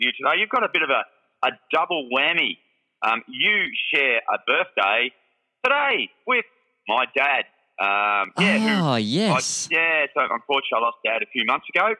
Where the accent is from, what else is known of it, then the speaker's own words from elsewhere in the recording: Holbrook, New South Wales, Australia; moved away; my old hometown and Holbrook